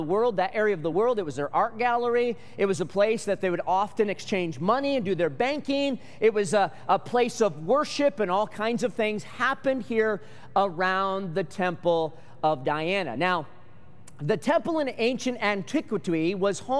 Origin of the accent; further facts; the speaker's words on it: Michigan, United States; now in Arizona, United States; Growing up in Michigan